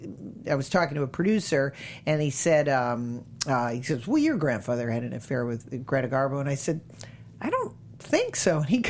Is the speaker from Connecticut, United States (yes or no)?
yes; Connecticut, United States; also born or lived in Massachusetts; I grew up in, I was born in Massachusetts, and then grew up in Connecticut.